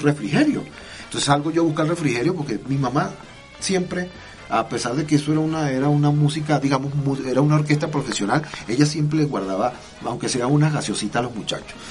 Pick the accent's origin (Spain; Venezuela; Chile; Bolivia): Venezuela; Barquisimeto, Lara; moved away; also born or lived in Boyacá, Colombia; de mi Barquisimeto, de mi pueblo